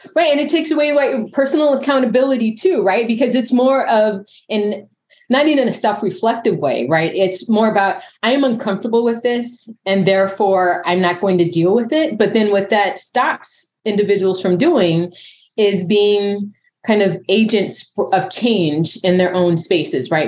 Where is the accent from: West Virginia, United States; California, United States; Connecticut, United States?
California, United States; San Diego; moved away as an adult; I grew up in Southern California, San Diego